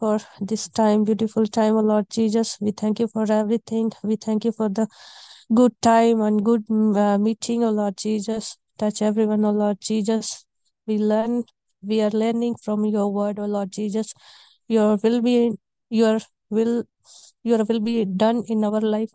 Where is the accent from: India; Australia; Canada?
India; I'm from India.